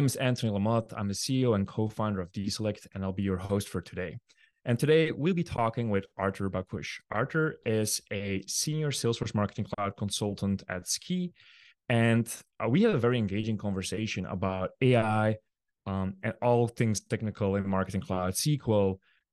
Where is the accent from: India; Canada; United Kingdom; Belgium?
Belgium; first language Dutch; English is a second language; now in Texas, United States; But I'm Belgian. My native tongue is Dutch. Yeah, but I'm based in Texas.